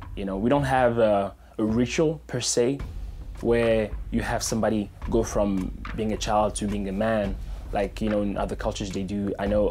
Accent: DR Congo; now in Phoenix, United States; I was born in the Democratic Republic of the Congo, and now I live in Phoenix, Arizona. As a kid, I moved around a lot.

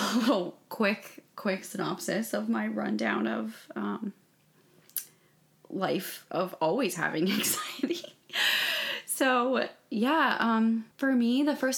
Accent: Jacksonville, Florida, United States; now in Charleston, United States; I'm from Jacksonville. I live in Charleston now

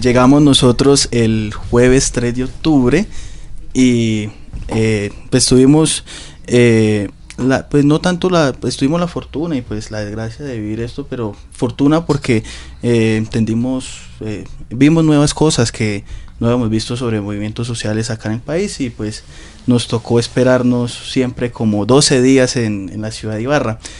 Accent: Colombia; moved away as an adult; also born or lived in Ibagué, Colombia; now in Ecuador; vivimos nosotros como colombianos

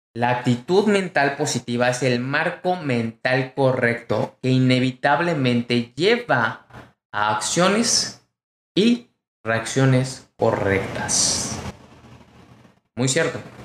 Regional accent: Mexico; mexicano, emprendedor y empresario

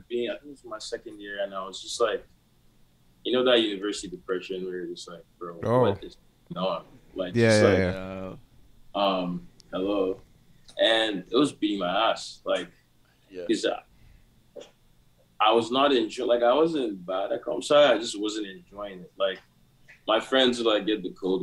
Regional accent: Nigeria; now in Canada; I'm Nigerian and I live in Canada, I wasn't born here

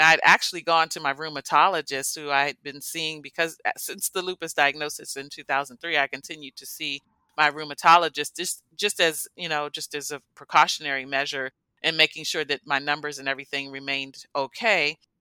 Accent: United States; born or raised there

